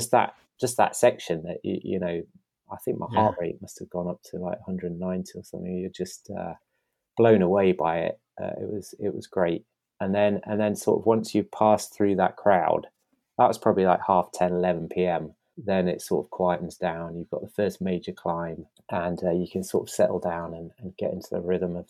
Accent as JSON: {"language": "English", "region": "East Midlands", "country": "United Kingdom", "said": "I haven't even hit a mountain yet, and I'm coming from Lincolnshire. I should also be used to flatlands"}